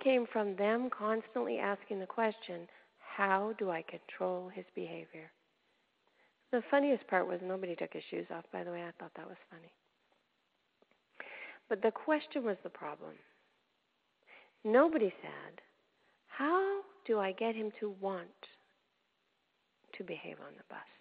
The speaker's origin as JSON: {"language": "English", "country": "Canada", "tie": "born or raised there", "moved": "as an adult", "lives_now": "United States", "said": "way back, before I came into the States, I lived in Canada. I'm a Canadian by birth"}